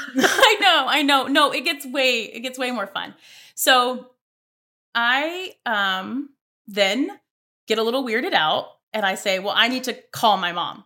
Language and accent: English; Mobile, Alabama, United States; moved away; I'm from Alabama, so I am from Mobile, Alabama, way south